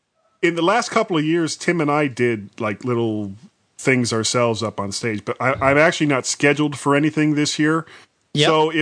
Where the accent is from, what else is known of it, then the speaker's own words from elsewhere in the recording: Florida, United States; because I'm from Florida and nobody else could hear what I just said.